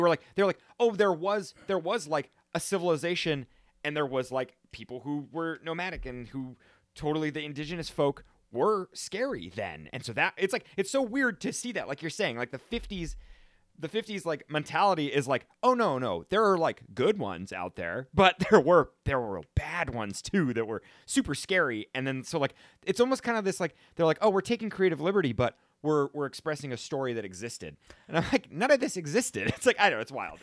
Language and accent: English; Salt Lake City, Utah, United States; we're both from Salt Lake City, Utah